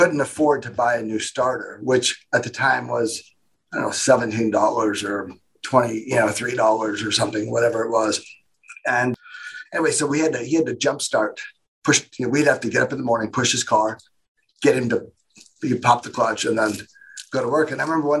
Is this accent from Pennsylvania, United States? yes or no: no; Indiana, United States; also born or lived in Nashville, Tennessee; I grew up in Indiana